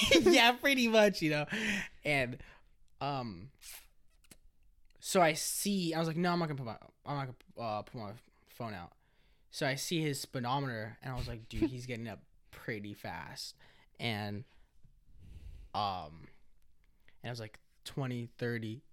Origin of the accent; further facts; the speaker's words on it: Monrovia, California, United States; also born or lived in East Los Angeles, California; I grew up in Cal State, L A area, like, the college